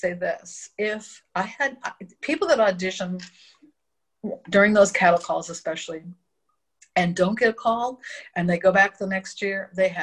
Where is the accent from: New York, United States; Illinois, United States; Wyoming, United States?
Illinois, United States; Verdon; I grew up in Verdon